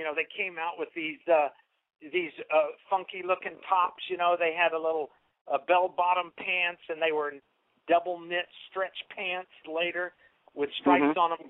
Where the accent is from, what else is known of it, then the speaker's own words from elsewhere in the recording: Texas, United States; moved away; also born or lived in Washington, D.C.; I was living in Washington, D.C., but I was from Texas